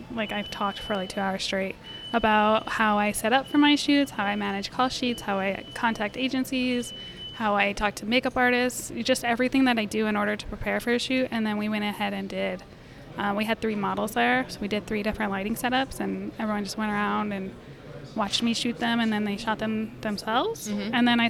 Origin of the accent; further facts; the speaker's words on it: New Mexico, United States; Yeah, so I come from New Mexico, and El Paso, Texas was like a 45-minute drive.